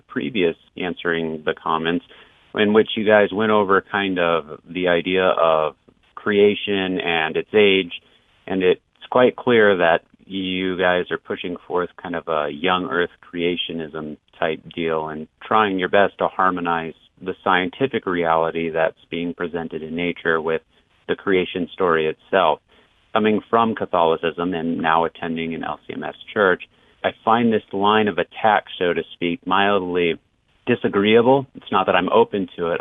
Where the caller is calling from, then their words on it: Lake Elsinore, California, United States; I'm calling from Lake Elsinore, California